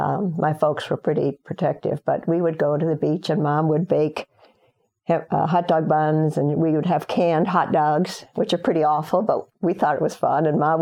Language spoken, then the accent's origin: English; Chad; Overall, it was a fun growing up in Chad.